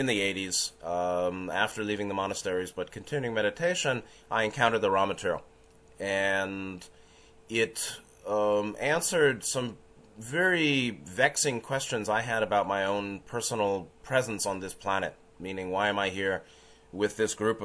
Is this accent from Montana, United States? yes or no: no; New York City, New York, United States; I was born in 1962 in New York City, so I'm 55 years old now